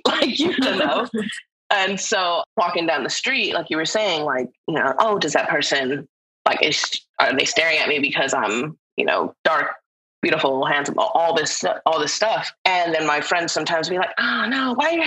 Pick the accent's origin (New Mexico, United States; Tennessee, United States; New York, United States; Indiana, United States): New Mexico, United States; moved away as an adult; now in Seattle, United States; I'm from New Mexico originally. I've been here for about, it'll be 6 years actually, in November, Seattle.